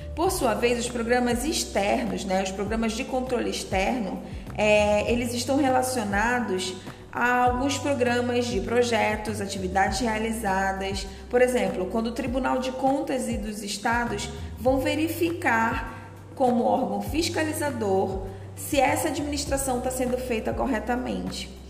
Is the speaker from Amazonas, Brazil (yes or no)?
yes; Manaus, Amazonas, Brazil; Sou manauara, amazona, índia, filhos de pais ribeirinhos e de família manacapuruense